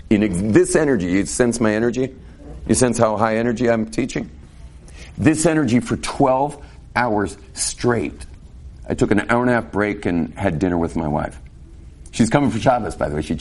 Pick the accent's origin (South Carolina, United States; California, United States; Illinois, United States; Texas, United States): California, United States; born there; may realize from my English that I wasn't raised exactly like you. Without going into detail, but I was born in California and I have a very different background.